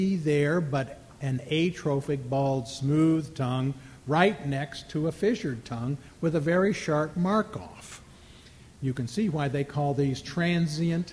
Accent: Minnesota, United States; I'm from Minnesota

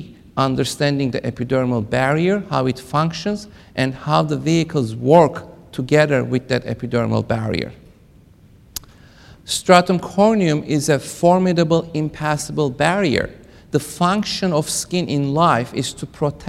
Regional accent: Kentucky, United States; I am from Kentucky

